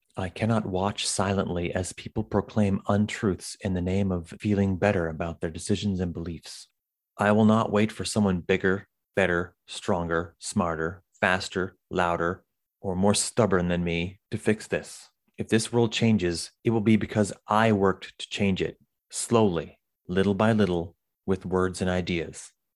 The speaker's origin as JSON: {"language": "English", "country": "Canada", "said": "I'm from Canada"}